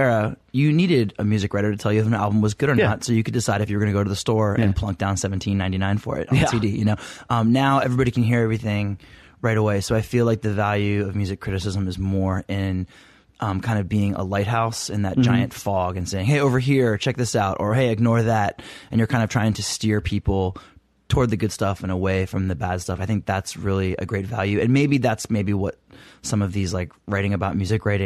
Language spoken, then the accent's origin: English; Maryland, United States; now in Washington, D.C., United States; I grew up in Maryland, but I was born here in DC and lived here